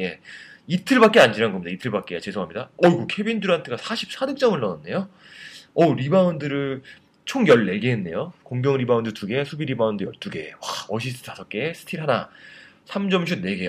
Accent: South Korea; 저밖에 없었거든요, 한국 사람이

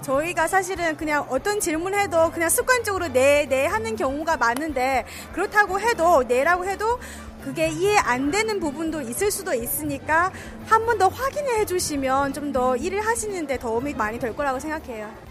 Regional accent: Japan; Korean is a second language; moved away as an adult; now in South Korea; 저는 일본에서

